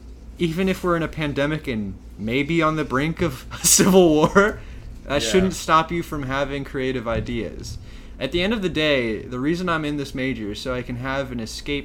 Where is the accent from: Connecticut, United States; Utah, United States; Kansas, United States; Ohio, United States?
Ohio, United States; Worthington; I was raised middle class. So I always thought my parents were doing really well. I grew up in Worthington, Ohio.